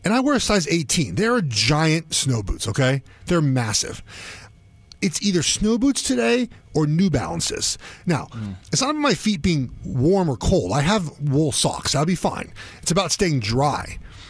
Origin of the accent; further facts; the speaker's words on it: Los Angeles, California, United States; also born or lived in Oregon / Charlotte / Minnesota / Kansas City; I'm from Los Angeles. I went to school at Oregon. It snowed like once a year in Oregon, in Eugene.